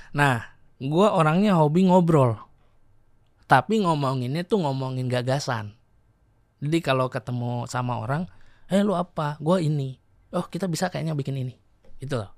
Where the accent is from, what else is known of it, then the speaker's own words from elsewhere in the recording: Sukabumi, West Java, Indonesia; moved away; also born or lived in Bandung; Gue lahir di Sukabumi